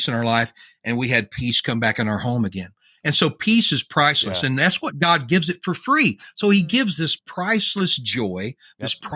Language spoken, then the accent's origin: English; Louisiana, United States; I'm from Louisiana